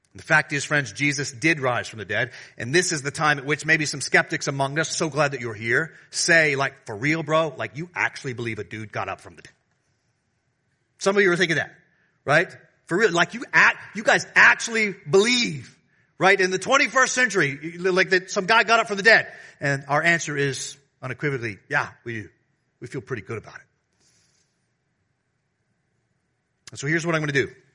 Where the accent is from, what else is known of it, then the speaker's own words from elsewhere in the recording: the South, United States; now in Washington, D.C., United States; I'm from the South.